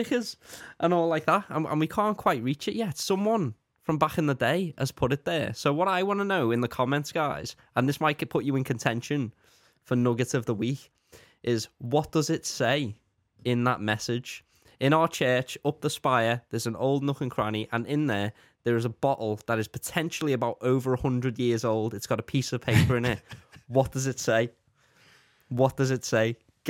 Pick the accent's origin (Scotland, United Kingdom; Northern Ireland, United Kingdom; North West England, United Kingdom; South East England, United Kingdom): North West England, United Kingdom; Speke; Well, that's in Speak.